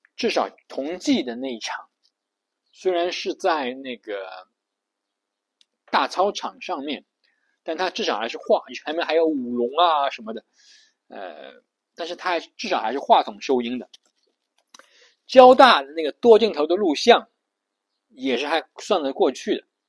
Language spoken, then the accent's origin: Chinese; China; 我们都是中国人